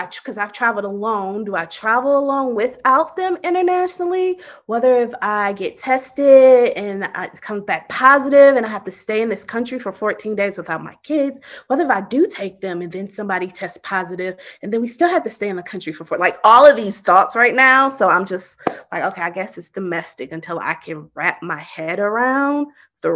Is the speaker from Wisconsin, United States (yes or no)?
yes; Milwaukee, Wisconsin, United States; moved away; We were going to my hometown.